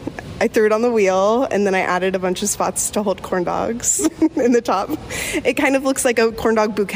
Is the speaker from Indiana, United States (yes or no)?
yes; Anderson, Indiana, United States; moved away as an adult; now in Indianapolis, United States; I'm from Anderson, Indiana, but I've lived in Indianapolis for about 10 years.